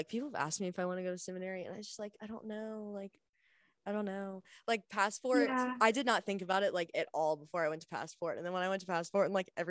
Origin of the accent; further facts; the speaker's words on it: Winston-Salem, North Carolina, United States; moved away as an adult; I grew up in Winston